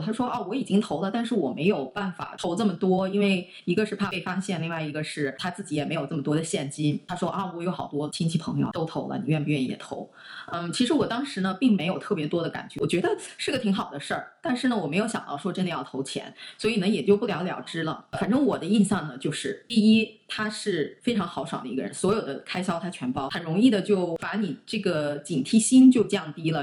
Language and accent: Chinese; Shanxi, China; 因为我们老家是山西嘛